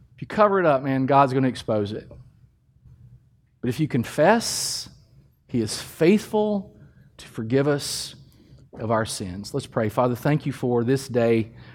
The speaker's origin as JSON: {"language": "English", "town": "Danville", "region": "Kentucky", "country": "United States", "tie": "born or raised there", "said": "My hometown is Danville, Kentucky. It's in central Kentucky. It's a beautiful place to grow up"}